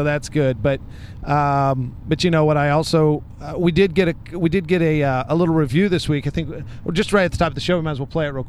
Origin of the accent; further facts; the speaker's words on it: Boston, Massachusetts, United States; I'm from Boston.